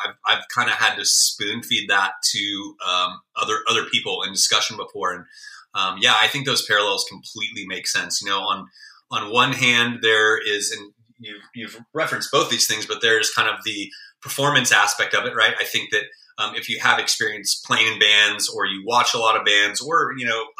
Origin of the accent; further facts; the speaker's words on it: California, United States; I obviously growing up in the Bay Area, or to a degree, any urban environment for that matter, you're going to be exposed to a little bit more